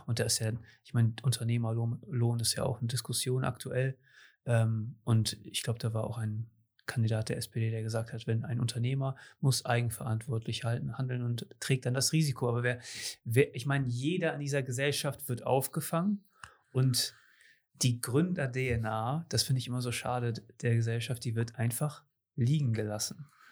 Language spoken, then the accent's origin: German; Cuxhaven, Lower Saxony, Germany; ich bin hier in Cuxhaven geboren und größtenteils aufgewachsen